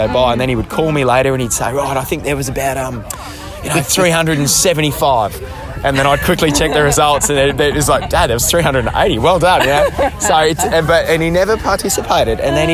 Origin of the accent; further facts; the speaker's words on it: Brisbane, Queensland, Australia; I grew up in Boondall, so 10 minutes down the road.